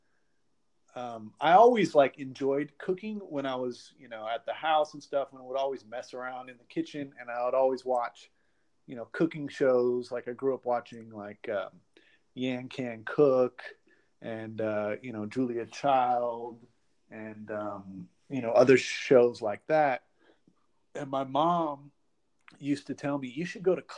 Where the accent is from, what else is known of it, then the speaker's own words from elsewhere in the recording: Oakland, California, United States; now in Florida, United States; I grew up in Oakland and the San Francisco Bay Area, kind of moved around a little bit, but definitely a Northern California Bay Area boy. Currently live in Florida